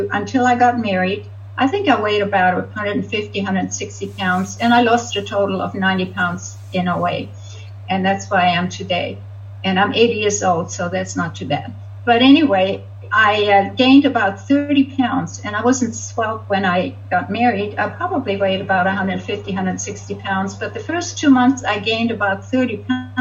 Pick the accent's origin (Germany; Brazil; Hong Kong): Germany; Hamburg; moved away as an adult; also born or lived in Montreal, Canada; now in California, United States; I grew up in Hamburg, Germany